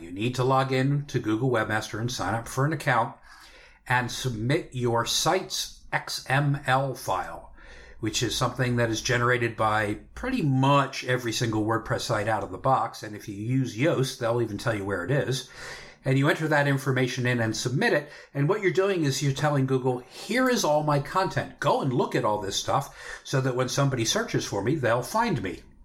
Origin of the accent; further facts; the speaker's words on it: Pennsylvania, United States; my home state and home area of Pennsylvania